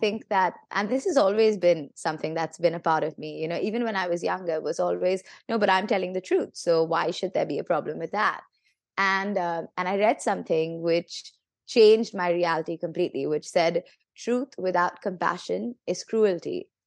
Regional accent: India; I'm, I'm from India

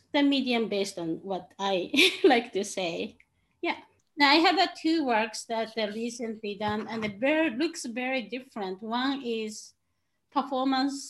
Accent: Tokyo, Japan; moved away as an adult; also born or lived in Chicago; now in Portland, United States; I'm originally from Tokyo, Japan. I moved here 11 years ago

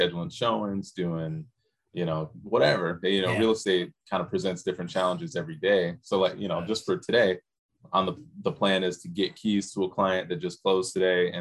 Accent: Michigan, United States; moved away as an adult; now in Hawaii, United States; When I grew up in Michigan

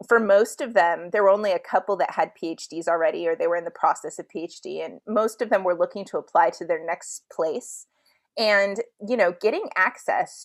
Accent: Los Angeles, California, United States; where I'm from, I grew up in Highland Park in Los Angeles

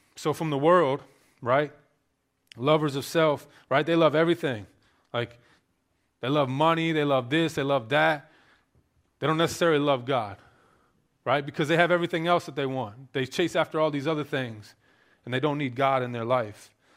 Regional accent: Maryland, United States; I grew up in Maryland, very liberal state

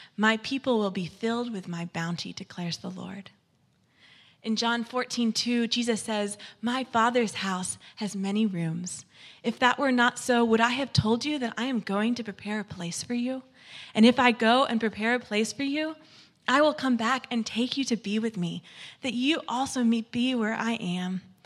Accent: Florida, United States; moved away; to get to Florida to be with my family in my hometown

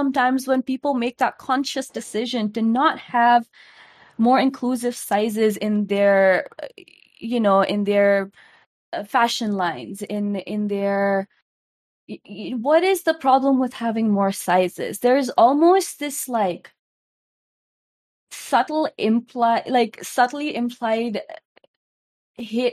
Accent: India; I am an Indian woman

